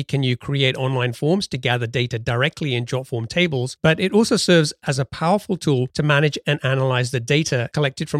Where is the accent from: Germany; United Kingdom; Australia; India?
United Kingdom; London; moved away as an adult; now in Seattle area, United States; I grew up in London and spent most of my life out there